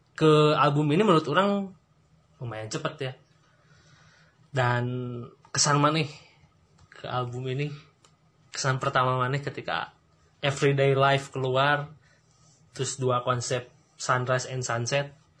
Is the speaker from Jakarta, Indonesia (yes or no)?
no; Rancaekek, West Java, Indonesia; saya orang Rancaikek